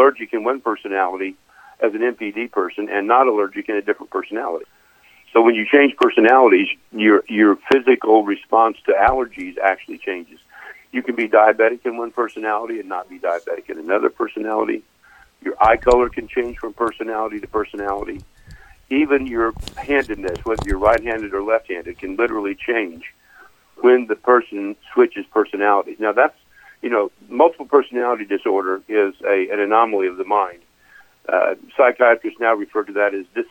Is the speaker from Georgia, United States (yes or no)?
no; Kokomo, Indiana, United States; moved away as an adult; I grew up in Kokomo, Indiana